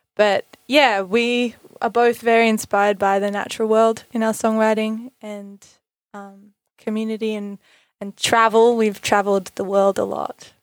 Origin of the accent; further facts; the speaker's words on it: Bellingen, New South Wales, Australia; we're both born and raised in Bellingen, so very much, uh, Bellows, our hometown